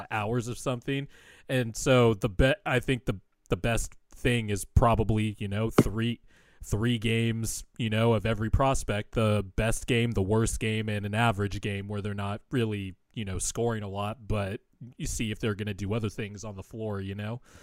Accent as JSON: {"language": "English", "region": "West Coast", "country": "United States", "tie": "born or raised there", "said": "I'm not from Philly, never been to Philly, been on the West Coast my whole life"}